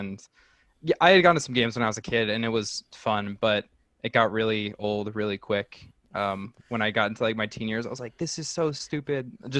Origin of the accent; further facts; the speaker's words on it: central Ohio, United States; I'm more central and they're more north.